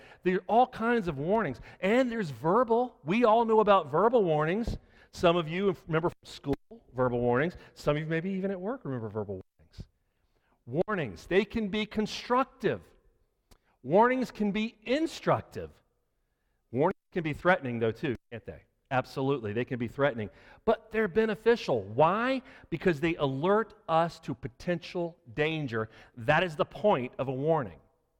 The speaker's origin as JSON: {"language": "English", "region": "Florida", "country": "United States", "moved": "yes", "lives_now": "Reidsville, United States", "said": "I'm from Florida"}